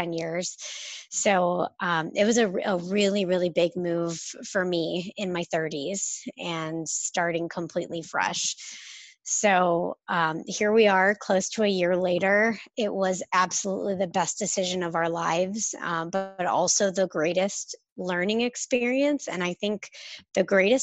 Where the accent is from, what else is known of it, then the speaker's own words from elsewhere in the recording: St. Louis, Missouri, United States; moved away as an adult; I grew up in the Midwest in St. Louis, Missouri, spent 32 years of my life there